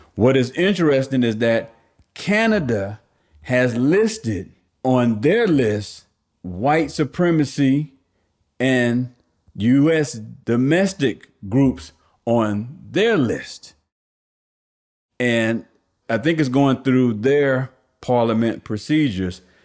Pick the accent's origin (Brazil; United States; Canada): United States; New Jersey; growing up in New Jersey